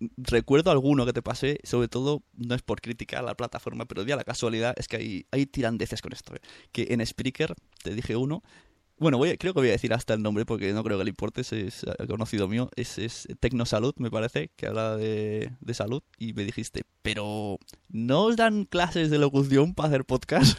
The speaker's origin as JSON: {"language": "Spanish", "area": "Santa Coloma", "region": "Catalonia", "country": "Spain"}